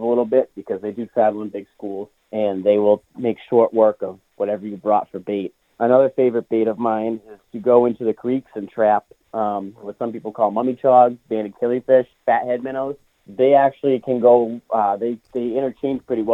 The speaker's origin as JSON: {"language": "English", "town": "Sandwich", "region": "Massachusetts", "country": "United States", "tie": "born or raised there", "also_born_or_lived": "Hyannis, Massachusetts", "said": "I currently live in Hyannis, but I grew up in Sandwich on the backside of Snake Pond"}